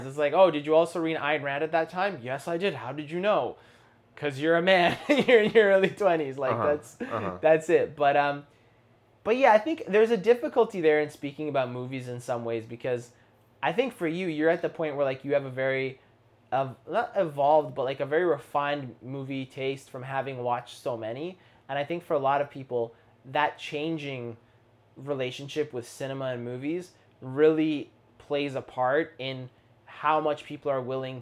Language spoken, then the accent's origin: English; Canada; We're Canadian